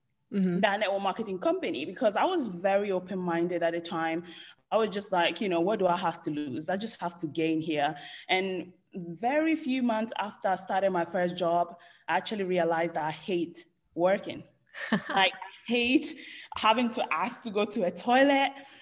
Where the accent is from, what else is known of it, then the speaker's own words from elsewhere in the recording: Italy; English is a second language; moved away as an adult; now in London, United Kingdom; I was born and raised in Italy.